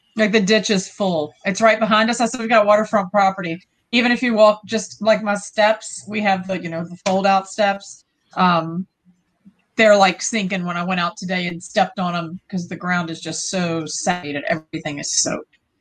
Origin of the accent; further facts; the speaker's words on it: Virginia, United States; we're from Virginia.